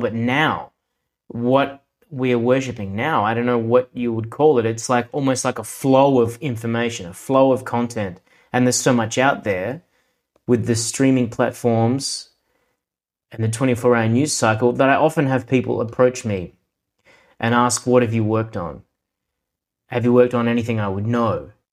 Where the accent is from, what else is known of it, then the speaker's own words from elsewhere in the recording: Adelaide, South Australia, Australia; accent: Australian; I was born in Adelaide, South Australia, and here I have since lived